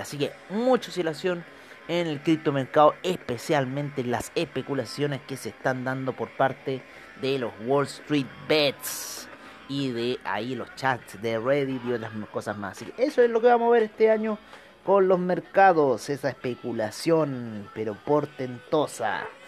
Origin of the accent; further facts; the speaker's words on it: Chile; uno como chileno